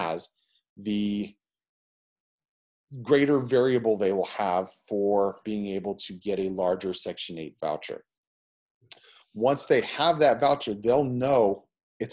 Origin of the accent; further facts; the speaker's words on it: Northeast Ohio, United States; also born or lived in California; now in Palm Beach, United States; I grew up in Northeast Ohio